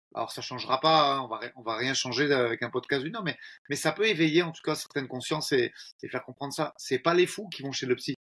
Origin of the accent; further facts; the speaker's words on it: France; Chez nous, en France